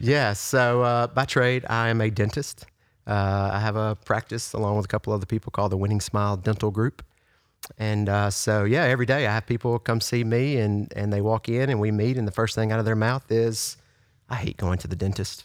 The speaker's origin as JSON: {"language": "English", "town": "Yazoo City", "region": "Mississippi", "country": "United States", "tie": "born or raised there", "also_born_or_lived": "Brandon, Mississippi / Flowood, Mississippi", "said": "I'm from Yazoo City."}